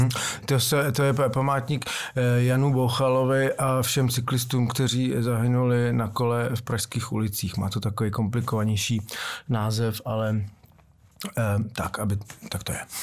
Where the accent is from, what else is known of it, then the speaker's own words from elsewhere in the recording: Prague, Czechia; jsem stoprocentní Pražák